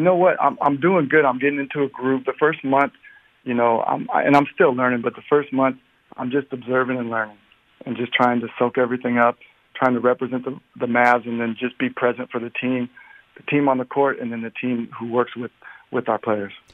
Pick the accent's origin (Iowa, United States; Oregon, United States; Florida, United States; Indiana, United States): Oregon, United States; Portland; I'm from Portland